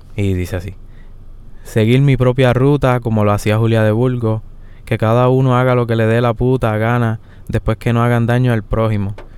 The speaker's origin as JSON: {"language": "Spanish", "town": "Yauco", "country": "Puerto Rico", "tie": "born or raised there", "also_born_or_lived": "Guayanilla", "said": "Yo nací en Yauco."}